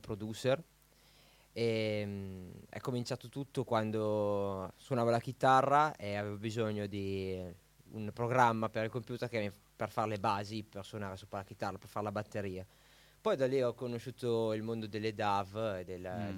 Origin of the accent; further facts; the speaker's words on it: Piacenza area, Emilia-Romagna, Italy; la mia partenza è stata il locale mh, mm, del mio paese poi ho cominciato a suonare qualche ristorante, qualche bar sempre nella okay. zona del Piacentino